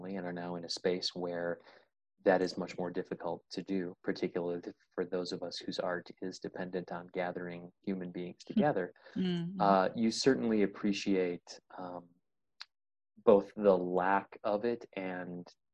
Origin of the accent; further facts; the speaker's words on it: Whitewater, United States; I'm from Whitewater originally.